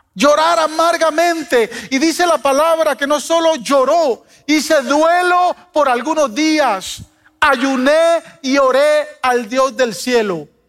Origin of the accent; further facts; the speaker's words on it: Guatemala; moved away as an adult; He vivido más tiempo acá que en mi país, vine a los 18 años, o sea, casi ya doblegué el tiempo de vivir en este país que, vivir, en, que vivir en Guatemala, pero eh, Chapinlandia está en mi corazón